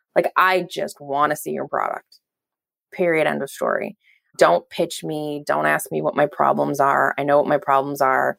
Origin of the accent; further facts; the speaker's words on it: Belgium; now in California, United States; I was born in Belgium and my entire family's still there except for my parents who, who live out here in California